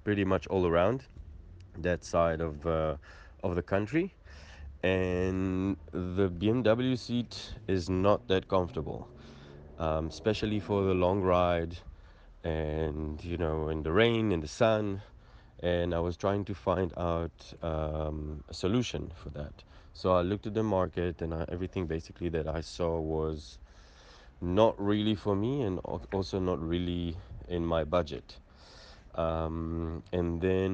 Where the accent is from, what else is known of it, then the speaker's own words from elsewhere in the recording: Israel; moved away as an adult; now in South Africa; I'm originally from Israel, moved down to South Africa 4 years ago